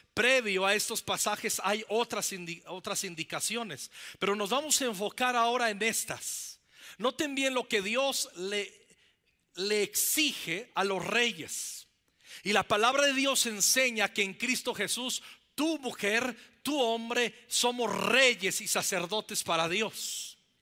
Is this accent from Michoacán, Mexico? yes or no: yes; Zacapu, Michoacán, Mexico; en esa pequeña iglesia bautista, ahí en el estado de Michoacán, en mi pueblo, en Zacapu